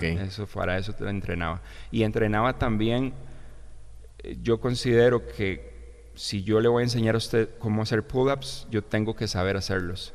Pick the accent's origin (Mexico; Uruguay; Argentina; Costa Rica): Costa Rica; Hatillo, San José; moved away as an adult; now in United States; viví aquí prácticamente 33, 34 años en Costa Rica. Eh, soy de Atillo, ahí me crié, ahí crecí